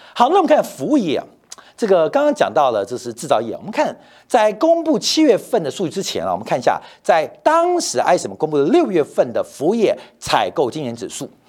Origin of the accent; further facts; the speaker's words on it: Taiwan; also born or lived in Shandong (ancestral); 就像我山东人。要生小孩的时候回山东生一样，虽然我是台湾人啊，但我的祖籍山东